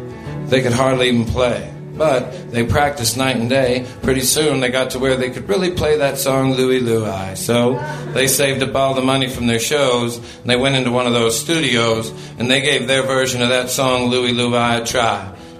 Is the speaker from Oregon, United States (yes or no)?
yes; Portland, Oregon, United States; I come from Portland, Oregon, banned from my hometown